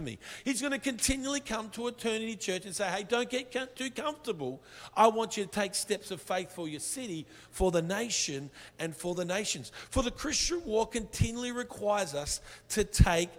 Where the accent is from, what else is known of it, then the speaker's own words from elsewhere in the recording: Brisbane, Queensland, Australia; accent: Australian; we come from Brisbane